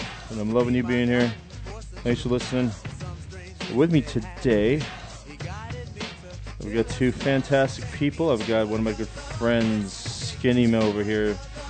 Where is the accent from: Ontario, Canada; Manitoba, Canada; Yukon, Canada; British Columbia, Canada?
British Columbia, Canada; Vancouver; I'm a Canadian from Vancouver. Nerdy Canadian from Vancouver